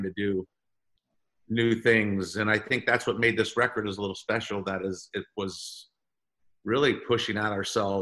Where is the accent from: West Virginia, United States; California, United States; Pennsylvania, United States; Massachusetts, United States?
California, United States; we are young kids from California that never left California